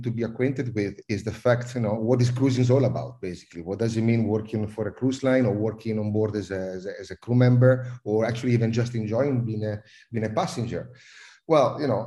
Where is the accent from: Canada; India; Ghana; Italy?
Italy; accent: Italian; also born or lived in United Kingdom / Netherlands / South Africa / Malaysia; now in Singapore; I'm Italian, as everyone can probably understand from my accent